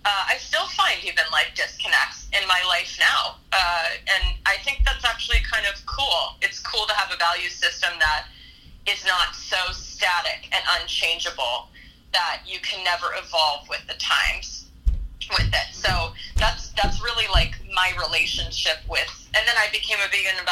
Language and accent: English; Dallas, Texas, United States; I grew up in Texas